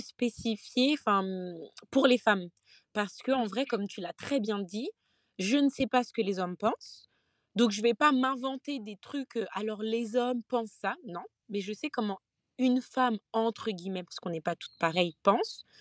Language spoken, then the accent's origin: French; Guadeloupe; je suis Guadeloupéenne